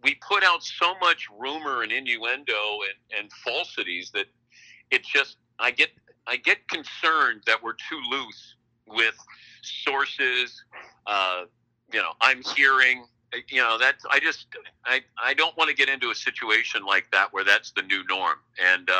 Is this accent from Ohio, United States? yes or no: yes; Cincinnati, Ohio, United States; Johnny Bench was one of the people I looked up to growing up in Cincinnati